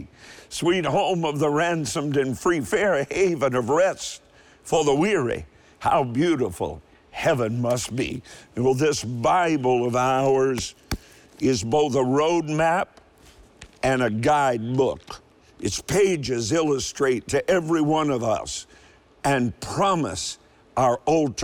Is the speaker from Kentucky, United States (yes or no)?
yes; Kentucky, United States; also born or lived in Cleveland, Ohio; I was born in Cleveland. You say, but you're from Kentucky. I know, but my father took a job in Cleveland